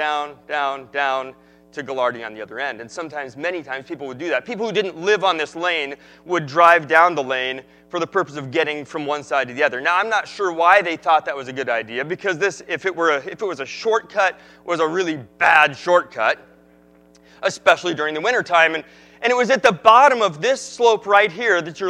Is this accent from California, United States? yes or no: yes; Northern California, United States; I grew up in Northern California